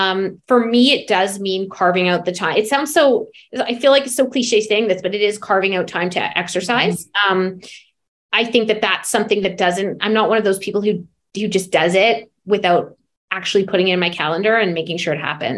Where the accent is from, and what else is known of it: Calgary, Alberta, Canada; born or raised there; also born or lived in New York